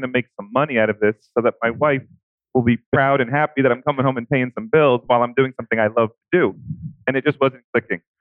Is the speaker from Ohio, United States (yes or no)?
no; New York, United States; I'm from New York.